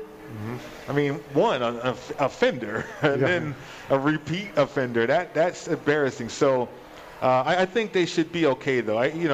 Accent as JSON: {"language": "English", "town": "Las Vegas", "region": "Nevada", "country": "United States", "tie": "born or raised there", "also_born_or_lived": "Colorado", "said": "I should stay home and play for my school, my hometown, right?"}